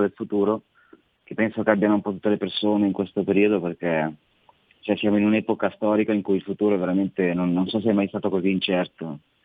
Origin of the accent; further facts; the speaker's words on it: Saronno, Lombardy, Italy; also born or lived in Tradate; in realtà sono di Saronno